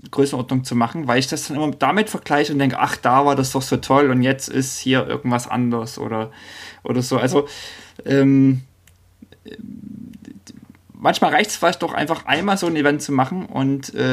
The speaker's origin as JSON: {"language": "German", "region": "East Germany", "country": "Germany", "lives_now": "Norway", "said": "Ich komme ja nun aus dem Osten und überlege so, Mensch, ähm, und wohne in Norwegen"}